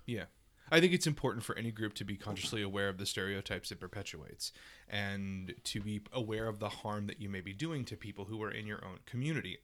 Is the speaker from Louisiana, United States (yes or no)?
yes; Louisiana, United States; moved away; my small town in Louisiana